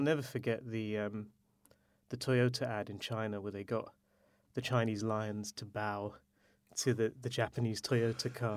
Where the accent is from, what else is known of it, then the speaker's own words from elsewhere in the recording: India; as an Indian man